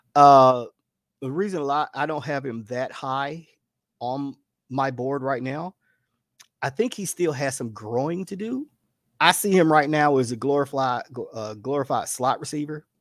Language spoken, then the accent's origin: English; the South, United States; as a Southerner